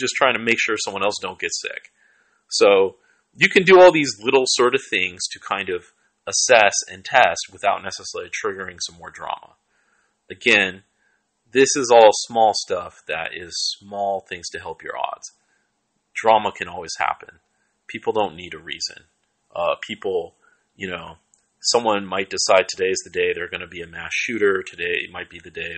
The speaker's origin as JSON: {"language": "English", "town": "Seattle", "region": "Washington", "country": "United States", "tie": "born or raised there", "moved": "yes", "lives_now": "Oakland, United States", "said": "I grew up in Southside Seattle, I live in Oakland"}